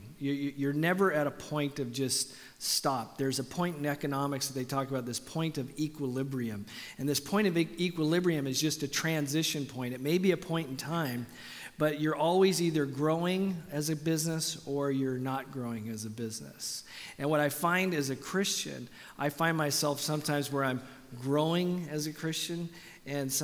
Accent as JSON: {"language": "English", "country": "Canada", "moved": "yes", "said": "I'm Canadian"}